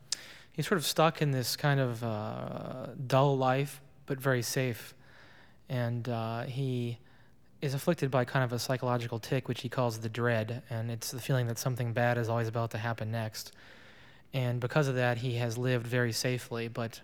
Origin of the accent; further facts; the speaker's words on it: Springfield, Virginia, United States; also born or lived in Athens, Greece / Paris, France; In Athens and Paris and Springfield, Virginia.